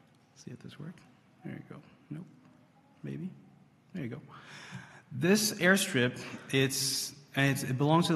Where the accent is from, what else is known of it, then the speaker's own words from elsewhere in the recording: Haiti; serving the Lord with MAF in my home country, Haiti